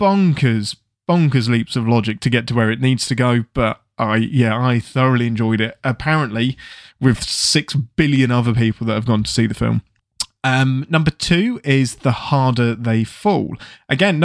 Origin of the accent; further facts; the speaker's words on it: England, United Kingdom; I'm English